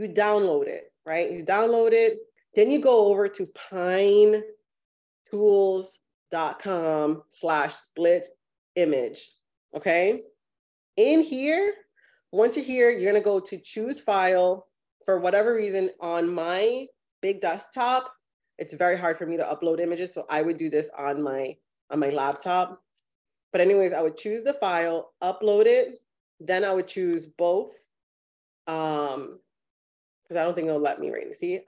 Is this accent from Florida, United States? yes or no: yes; Miami, Florida, United States; also born or lived in New York; now in North Carolina, United States; I'm actually from Miami. I was born in New York, but I grew up in Miami and graduated high school there.